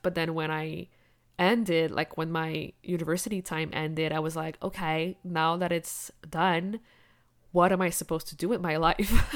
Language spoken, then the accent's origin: English; Quebec, Canada; English is a second language; also born or lived in La Romana, Dominican Republic; I was only 1 year old when we moved to Canada to Quebec, the French part of the country. I grew up learning French at school.